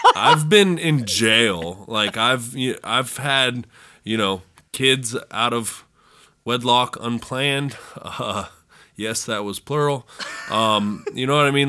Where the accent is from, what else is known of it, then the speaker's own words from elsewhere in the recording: California, United States; moved away as an adult; now in West Virginia, United States; I'm from the suburbs. I'm not from California in the movies